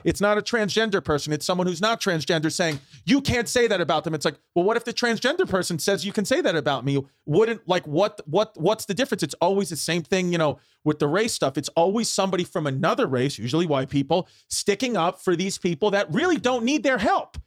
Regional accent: New York City, New York, United States; growing up, I grew up in Brooklyn

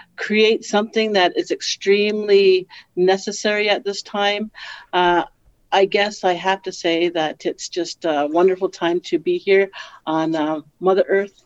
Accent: Six Nations, Ontario, Canada; I'm from Six Nations

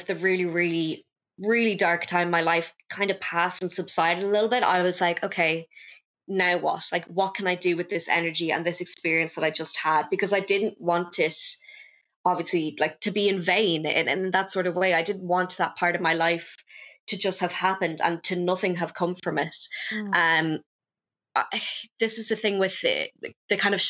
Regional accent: Dublin, Leinster, Ireland; also born or lived in Wexford; I'm 22 years old, and from Dublin normally

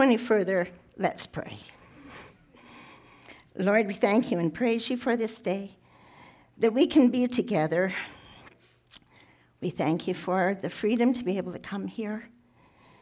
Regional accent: Taber, Alberta, Canada; also born or lived in Barnwell, Alberta / Fincastle, Alberta; I was born in the Tabor area in, well, let's just say several decades ago.

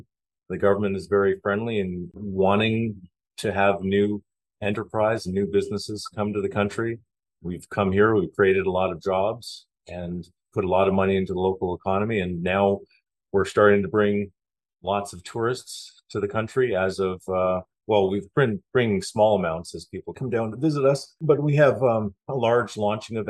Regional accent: Canada; moved away as an adult; now in Panama; I come from Canada

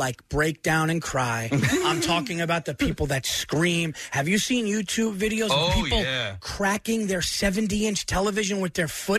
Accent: New York, United States; Yes. Born and raised New York.

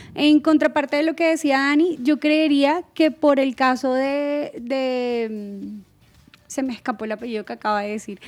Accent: Colombia; nosotros como colombianos

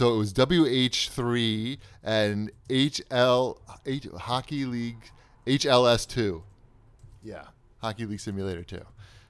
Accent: Long Island, New York, United States; I don't know if that's because I'm from Long Island.

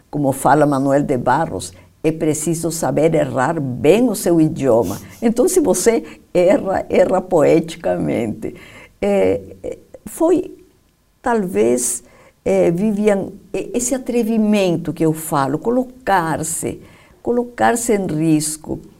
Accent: Peru; now in Brazil; Eu mesma, sabe que nem sei se eu sou peruana do Brasil ou brasileira do Peru.

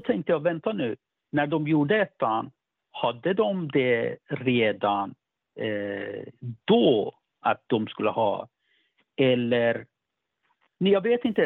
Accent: Iran; now in Sweden; för mig som iranier

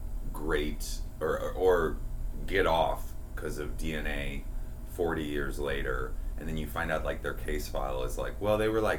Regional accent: Seattle, Washington, United States; I grew up on Queen Anne, which is like a hill

